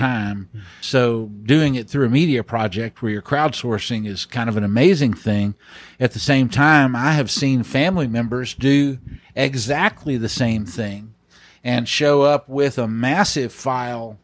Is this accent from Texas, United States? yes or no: yes; Tyler, Texas, United States; Smith County is my home county. I grew up in Tyler.